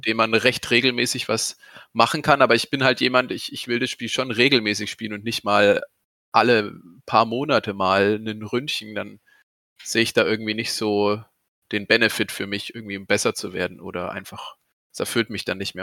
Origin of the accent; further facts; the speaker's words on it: Aschaffenburg, Bavaria, Germany; ich komme ja aus Aschaffenburg